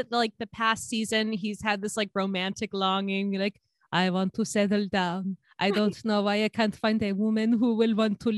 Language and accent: English; Georgia, United States; grew up in Georgia